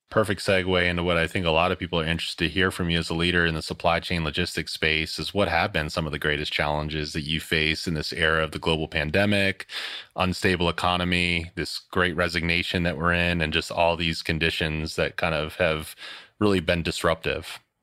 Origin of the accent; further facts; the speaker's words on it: Philadelphia, Pennsylvania, United States; I'm a Philly guy. I grew up outside of Philly in the Northwest suburbs